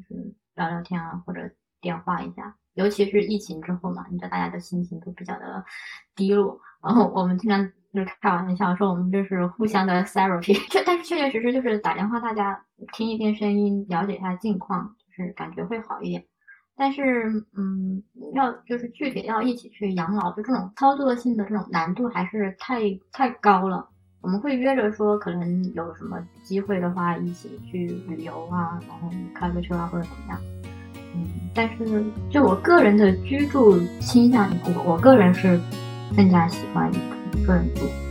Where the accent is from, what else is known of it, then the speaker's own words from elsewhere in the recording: China; now in Canada; 我在农村长大